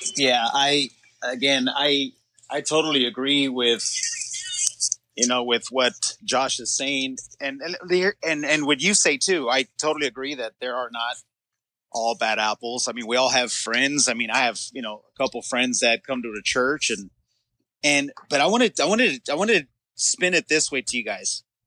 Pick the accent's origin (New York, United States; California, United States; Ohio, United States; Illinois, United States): California, United States; Los Angeles; we grew up in the San Fernando Valley in rough neighborhoods